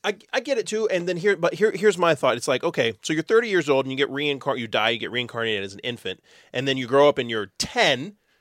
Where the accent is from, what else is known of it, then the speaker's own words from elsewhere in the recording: Texas, United States; we're from Texas.